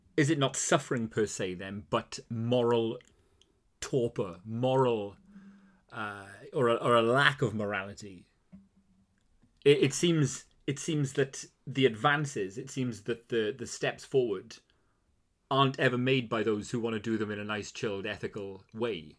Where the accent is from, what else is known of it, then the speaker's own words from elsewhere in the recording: Wales, United Kingdom; being Welsh